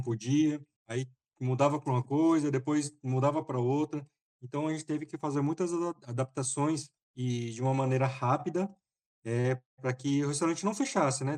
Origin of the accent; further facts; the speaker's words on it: Brazil; also born or lived in São Paulo / Taiwan; now in Fortaleza, Brazil; eu sou brasileiro